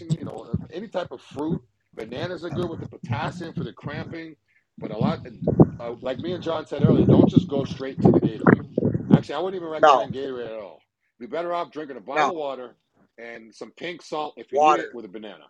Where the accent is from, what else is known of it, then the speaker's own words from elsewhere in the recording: New England, United States; moved away; I'm from New England